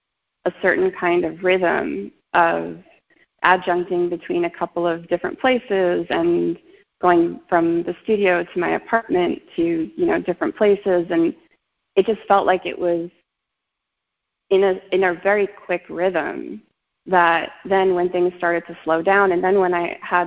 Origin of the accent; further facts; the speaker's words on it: Brooklyn, New York, United States; also born or lived in Long Island; but I'm from New York.